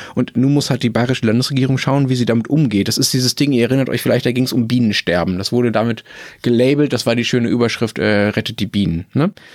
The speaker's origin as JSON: {"language": "German", "town": "Dortmund", "region": "North Rhine-Westphalia", "country": "Germany", "tie": "born or raised there", "said": "in Dortmund, äh, wo ich aufgewachsen bin"}